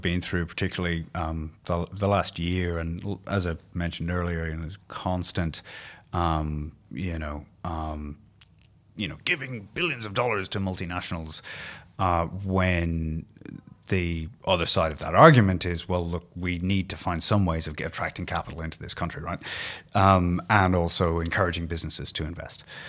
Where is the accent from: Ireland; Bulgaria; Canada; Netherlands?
Ireland; now in Australia; being Irish